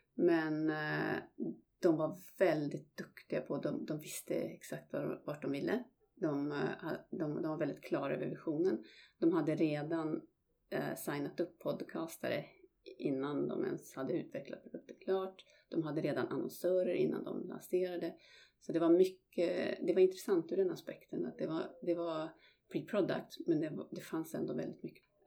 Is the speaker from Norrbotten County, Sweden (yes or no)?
yes; Malmberget, Norrbotten County, Sweden; moved away as an adult; also born or lived in London; jag är född och uppvuxen i, i Malmberget i norraste Sverige